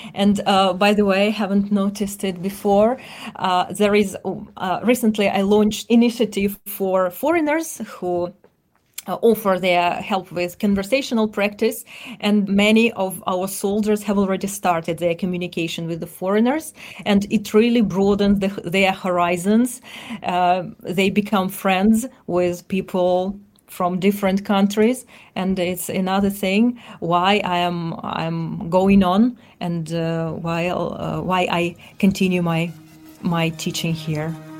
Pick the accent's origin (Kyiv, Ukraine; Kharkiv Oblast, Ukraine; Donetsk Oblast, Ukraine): Donetsk Oblast, Ukraine; Donetsk; English is a second language; moved away as an adult; I'm originally from Donbas region, and, uh, I lived in, uh, Donetsk up to two thousand fourteen.